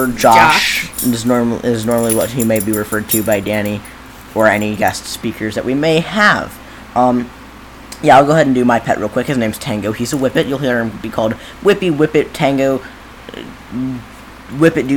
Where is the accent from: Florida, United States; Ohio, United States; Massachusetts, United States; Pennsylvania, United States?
Ohio, United States; we're from Ohio, the land of the unpredictable weather